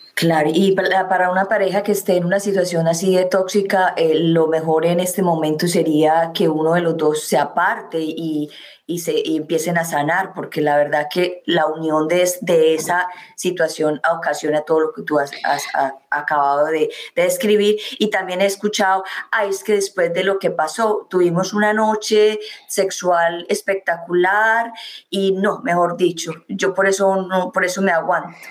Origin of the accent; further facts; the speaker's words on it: Medellín, Antioquia, Colombia; moved away; soy de Medellín, Colombia.